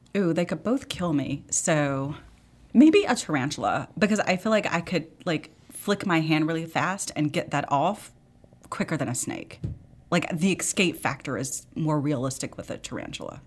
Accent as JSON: {"language": "English", "town": "Memphis", "region": "Tennessee", "country": "United States", "tie": "born or raised there", "said": "I grew up in Memphis"}